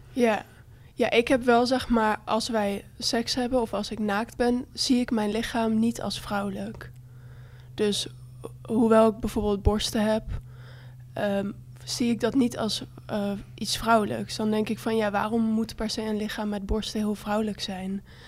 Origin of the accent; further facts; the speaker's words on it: Bible Belt, Netherlands; ik kom uit de Bijbelbelt